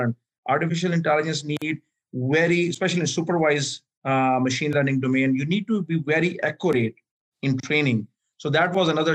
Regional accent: Pakistan; also born or lived in Miami; now in Atlanta, United States; I'm originally from Pakistan

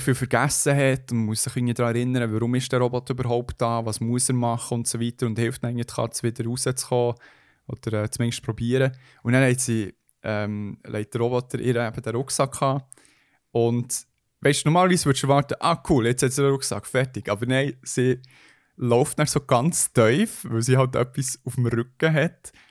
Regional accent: Switzerland; Schweizer Bünzli, wo ich bin

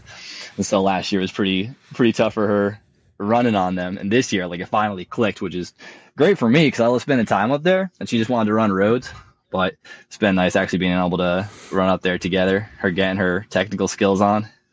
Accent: Hudson Valley, New York, United States; also born or lived in Colorado; I am in the Hudson Valley in New York. This is where I grew up

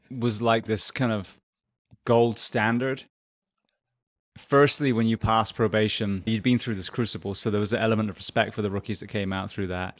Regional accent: England, United Kingdom; moved away as an adult; also born or lived in Japan; now in Ocala, Florida, United States; So I am originally from England. I spent 27 years there.

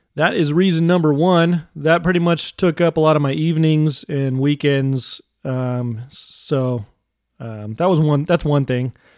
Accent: United States; I'm an American

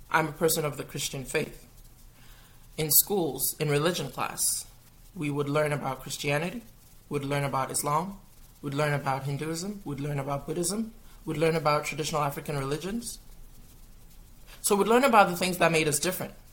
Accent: Kitchener, Ontario, Canada; moved away; also born or lived in Ghana / Gambia; so, I'm Canadian. I was born in Canada. I was born in um, Kitchener. But then I went out of Canada for 15 plus years. I lived in Ghana, I lived in Gambia

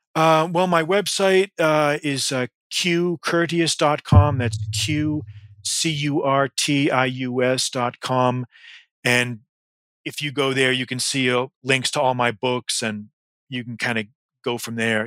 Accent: Massachusetts, United States; I grew up in Massachusetts

